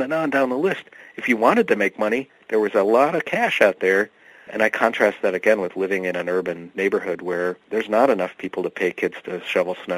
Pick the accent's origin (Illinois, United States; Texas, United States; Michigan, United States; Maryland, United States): Michigan, United States; Bloomfield Hills; moved away as an adult; also born or lived in Worcester, Massachusetts / Western Massachusetts; the bubble where I grew up in Bloomfield Hills, Michigan